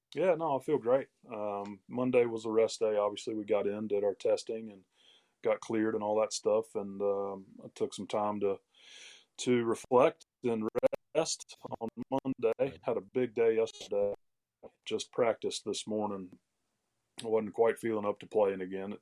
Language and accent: English; Greenville, South Carolina, United States; literally cleaning toilets and textile mills around my hometown, Greenville, South Carolina